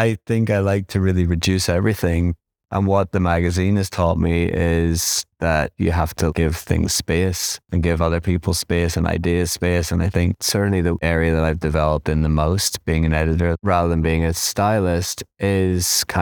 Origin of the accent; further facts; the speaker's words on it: Ireland; also born or lived in Nottingham / London; now in New York, United States; But because I came from Ireland, then Nottingham, then London, then New York, I'm no more English listen, I am American. It's like I'm Irish and it's just like it's a different thing.